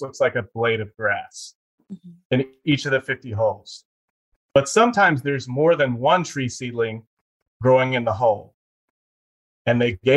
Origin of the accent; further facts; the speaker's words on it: Eastern North Carolina, United States; I grew up in Eastern North Carolina